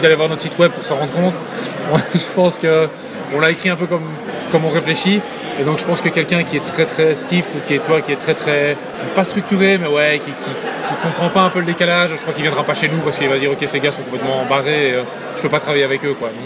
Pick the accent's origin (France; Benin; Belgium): Belgium; moved away as an adult; now in United States; je suis un Belge aux États-Unis